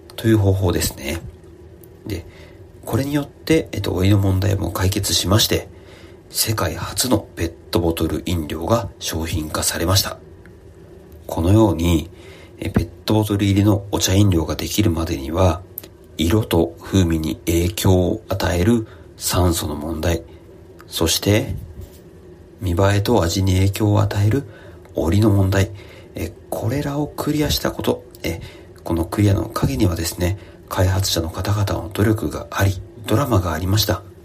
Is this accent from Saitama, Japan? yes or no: yes; Saitama, Japan; 私、あの、埼玉県の出身ですので、地元埼玉の誇りである狭山茶